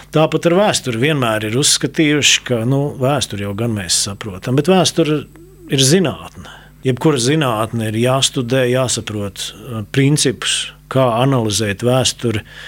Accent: Riga, Latvia; es nāku no Grīziņkalna, tāds ievērojams Rīgas rajonā

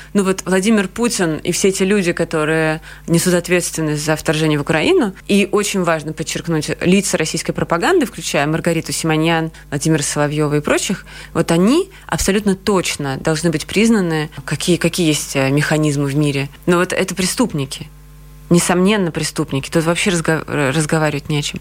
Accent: Georgia; also born or lived in Russia / Latvia; now in Riga, Latvia; Я вообще грузинка, и мы сначала приехали в Грузию

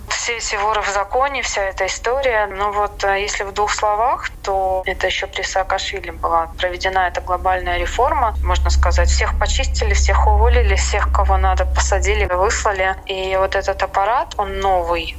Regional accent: Latvia; moved away as an adult; now in Tbilisi, Georgia; из Латвии, я живу в Грузии

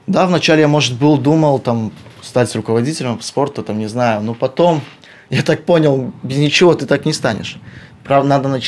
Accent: Krāslava, Krāslava Municipality, Latvia; moved away as an adult; Закончил 12 класс в Краславе, и мне очень нравился спорт.

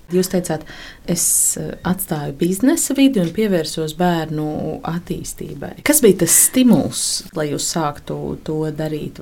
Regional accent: Cēsis, Latvia; moved away as an adult; now in Nottingham, United Kingdom; es esmu cēsiniece, tāpat kā māsa

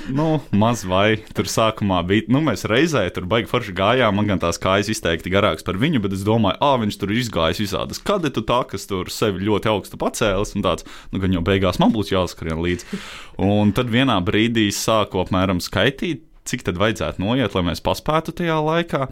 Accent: Daugavpils, Latgale, Latvia; es esmu dzimis Daugopilī

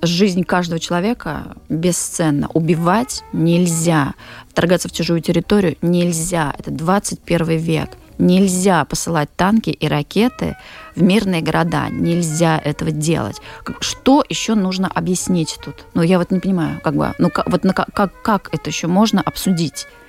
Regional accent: Moscow, Russia; moved away as an adult; я там 20 лет жила и работала в Москве, я вообще москвичка

